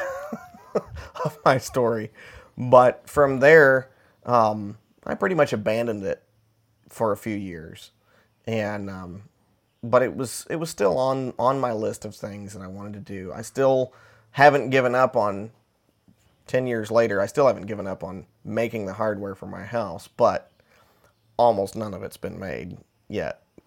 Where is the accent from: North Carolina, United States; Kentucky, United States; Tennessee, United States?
Tennessee, United States; Middle; where I grew up in Middle Tennessee